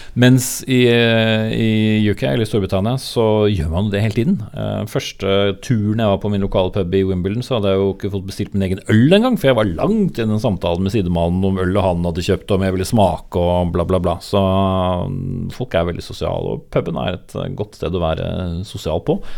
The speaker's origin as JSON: {"language": "Norwegian", "town": "Nykirke", "region": "Vestfold", "country": "Norway", "tie": "born or raised there", "also_born_or_lived": "Horten", "moved": "yes", "said": "Deilig å vokse opp nesten ved sjøen, for jeg, så er jeg fra Nykirke."}